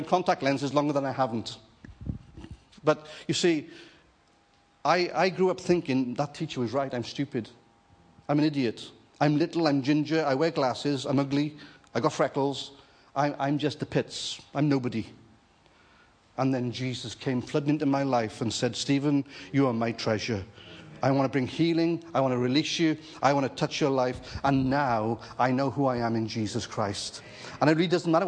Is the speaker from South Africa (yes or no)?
no; Wales, United Kingdom; moved away; also born or lived in Jersey; I'm a Welshman, married to an Irish girl